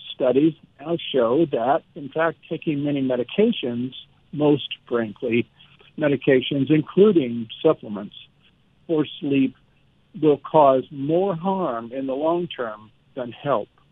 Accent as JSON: {"language": "English", "region": "Nebraska", "country": "United States", "said": "I was from Nebraska and a country boy"}